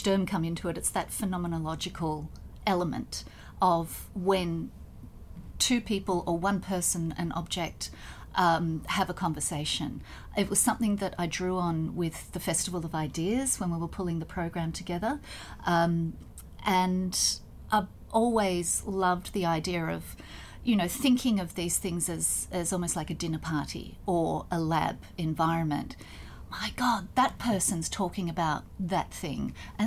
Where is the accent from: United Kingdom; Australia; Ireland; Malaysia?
Australia